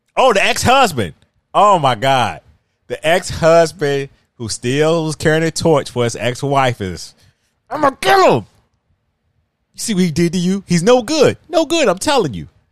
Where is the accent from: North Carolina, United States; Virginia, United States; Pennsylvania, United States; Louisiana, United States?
Virginia, United States; accent: drawl; I am from Virginia